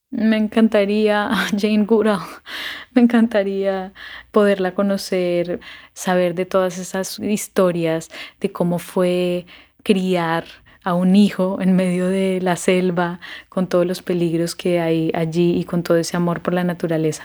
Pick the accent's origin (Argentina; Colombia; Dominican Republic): Colombia; soy colombiana